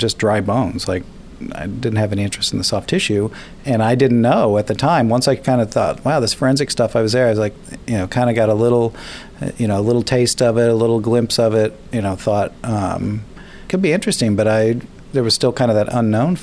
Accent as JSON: {"language": "English", "region": "Kansas", "country": "United States", "tie": "born or raised there", "said": "growing up in Kansas, and as a kid, I would spend the summers in the funeral home"}